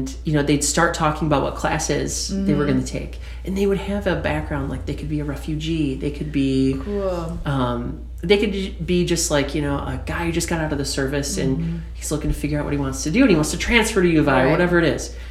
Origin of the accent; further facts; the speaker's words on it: Aurora, Illinois, United States; I'm from Aurora